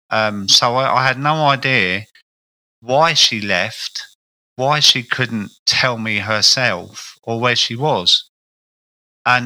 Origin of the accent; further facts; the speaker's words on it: Croydon, London, United Kingdom; accent: South London; I grew up in a place called Croydon, which is, you can tell by my accent, I was a South London character.